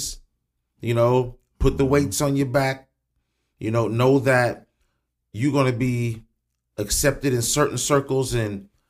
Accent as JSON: {"language": "English", "town": "Springfield", "region": "Illinois", "country": "United States", "tie": "born or raised there", "said": "I grew up in the John Hay home area"}